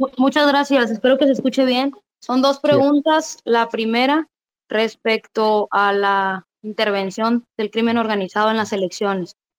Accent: Sinaloa, Mexico; soy de Sinaloa

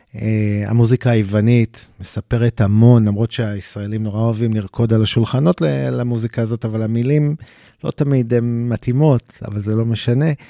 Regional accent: Tel Aviv, Tel Aviv District, Israel; אני גדלתי בדרום תל אביב, בקריית שלום

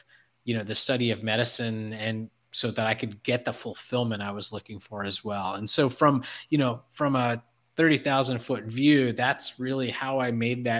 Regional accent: Detroit, Michigan, United States; I was from Detroit

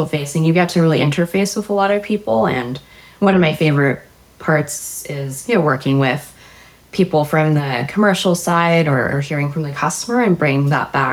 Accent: Maryland, United States; I grew up in Maryland

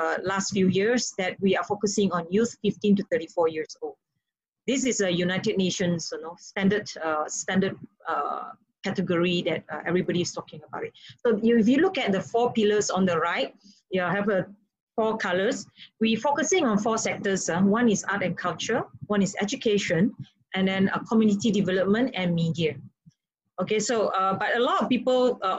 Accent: Malaysia; now in Indonesia; being a Malaysian, and also very close to Singapore

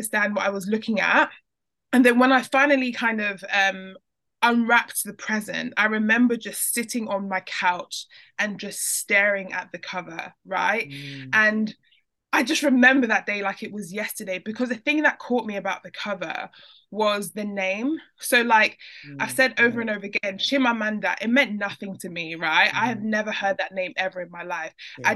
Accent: London, United Kingdom; born and raised in London

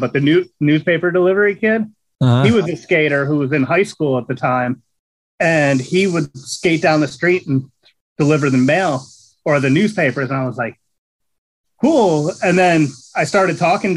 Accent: Catasauqua, Pennsylvania, United States; also born or lived in Allentown, Pennsylvania; I was born right outside of in Allentown, but I grew up in Catasauqua, which is a small town right there

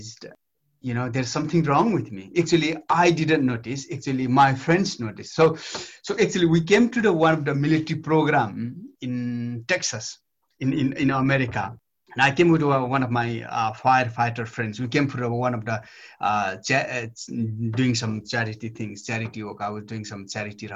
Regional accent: Nepal; moved away as an adult; now in United Kingdom; I grew up in Nepal, beaten by my, parents, and, went to barefoot.

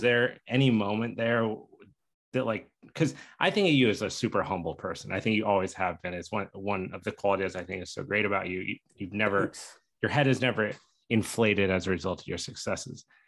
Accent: Steamboat Springs, Colorado, United States; we grew up in Steamboat Springs, Colorado, Ski Town, USA

